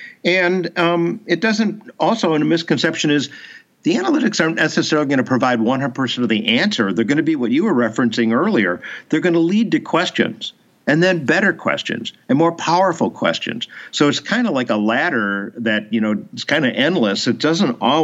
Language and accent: English; Chicago, Illinois, United States; I was raised in Chicago